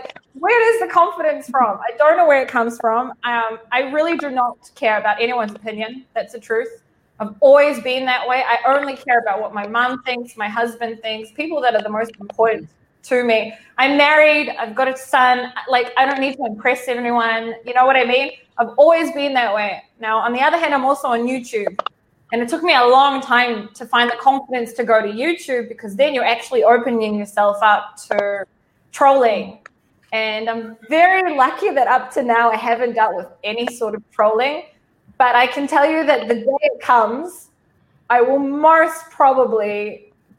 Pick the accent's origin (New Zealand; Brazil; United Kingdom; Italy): New Zealand; I grew up in New Zealand to Israeli parents